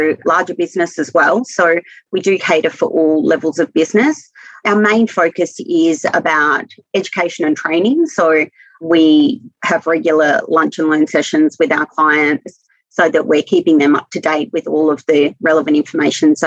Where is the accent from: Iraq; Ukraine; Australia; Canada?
Australia; Wollongong, New South Wales; moved away as an adult; now in Wagga Wagga, Australia; I'm not originally from Wagga. I'm originally from Wollongong